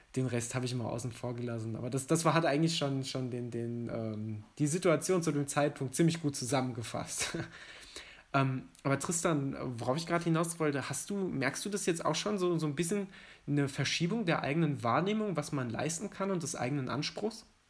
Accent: Mettmann, North Rhine-Westphalia, Germany; moved away; also born or lived in Giessen; in meine Heimatstadt zu fahren, nach äh, Mettmann in der Nähe von Düsseldorf und Wuppertal.

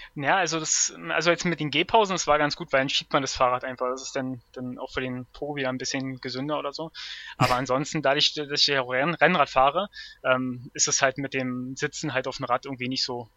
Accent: Berlin, Germany; bin aus Berlin

